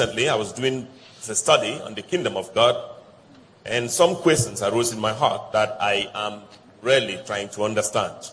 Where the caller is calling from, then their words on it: Ghana; I'm calling from Ghana.